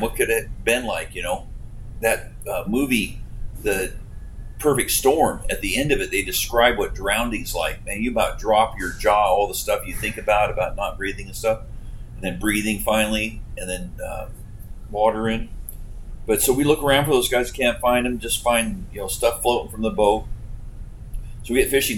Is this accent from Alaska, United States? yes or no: yes; Homer, Alaska, United States; I was born in Homer, Alaska